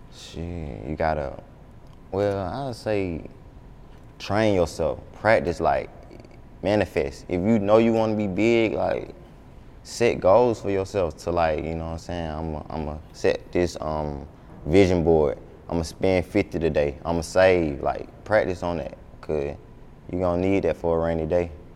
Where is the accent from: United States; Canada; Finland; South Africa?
United States; Atlanta, Georgia; I'm from the South Side, like Lakewood